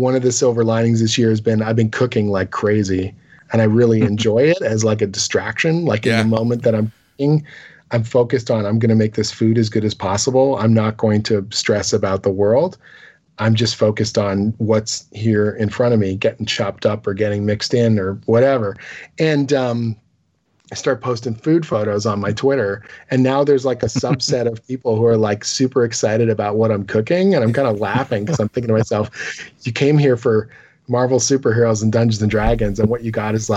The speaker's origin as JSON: {"language": "English", "country": "Canada", "said": "as a Canadian"}